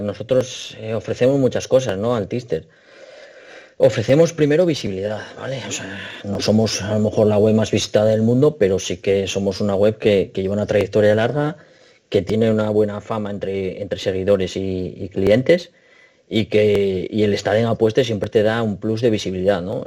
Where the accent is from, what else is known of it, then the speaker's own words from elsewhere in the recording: Asturias, Spain; yo soy de Asturias